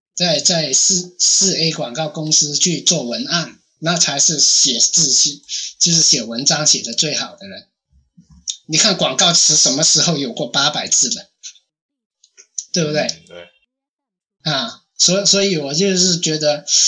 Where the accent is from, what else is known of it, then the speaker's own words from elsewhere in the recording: China; 我们大陆这边普通话或者广， 广东话